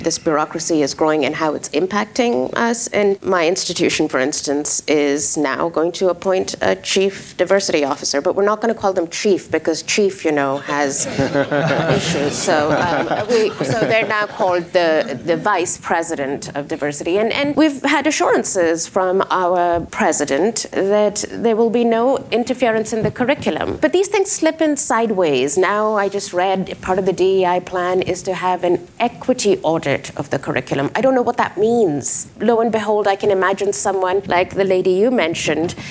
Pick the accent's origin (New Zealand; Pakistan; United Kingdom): Pakistan; now in United States; I am from Pakistan